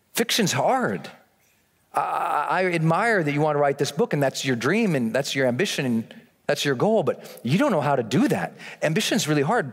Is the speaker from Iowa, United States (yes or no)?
no; Montana, United States; I'm from Montana